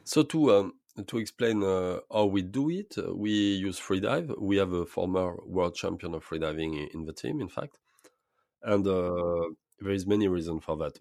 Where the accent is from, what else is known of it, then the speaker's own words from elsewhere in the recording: French Polynesia; I was born in Polynesia. I was grown up, uh, I was, uh, in the, in, grown up in lagoon, in fact, uh, all my childhood